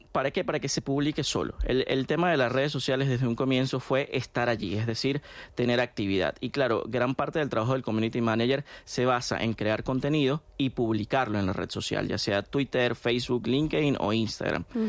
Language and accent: Spanish; Venezuela; en mi país, en Venezuela